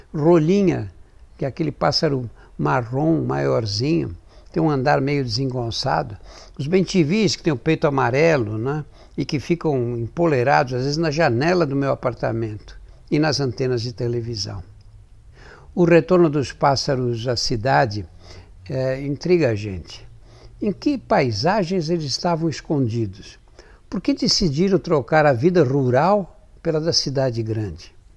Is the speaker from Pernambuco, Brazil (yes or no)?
no; São Paulo, Brazil; Eu nasci e sempre vivi em São Paulo